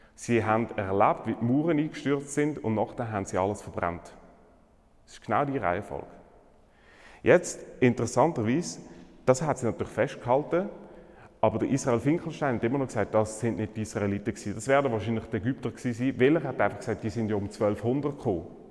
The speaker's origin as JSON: {"language": "German", "country": "Switzerland", "said": "bei uns in der Schweiz"}